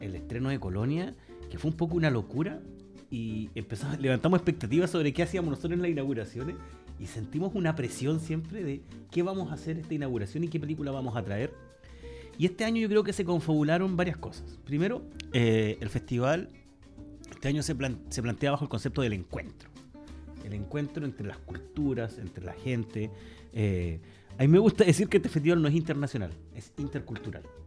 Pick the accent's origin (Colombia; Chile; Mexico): Chile; Talcahuano, Biobío; yo soy de Talcahuano